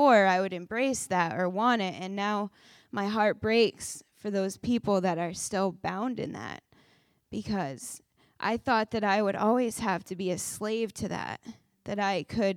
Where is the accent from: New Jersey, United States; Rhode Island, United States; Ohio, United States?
Rhode Island, United States; South Kingstown; I'm from South Kingstown, Rhode Island.